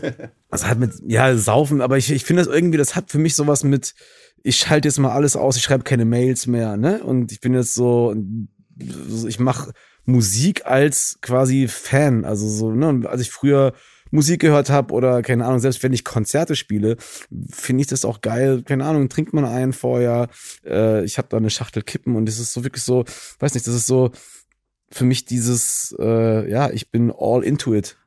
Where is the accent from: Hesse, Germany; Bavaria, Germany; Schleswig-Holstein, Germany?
Hesse, Germany; Gießen; moved away as an adult; also born or lived in Düsseldorf; now in Cologne, Germany; ich bin ja in Gießen groß geworden